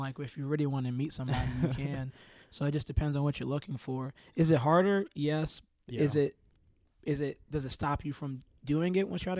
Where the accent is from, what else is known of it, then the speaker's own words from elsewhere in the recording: Maryland, United States; I came from Maryland, so, like, I didn't really know anybody.